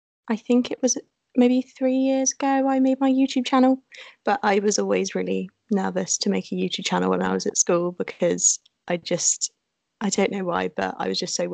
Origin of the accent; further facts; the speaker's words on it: Cheltenham, South West England, United Kingdom; I'm a blogger from Cheltenham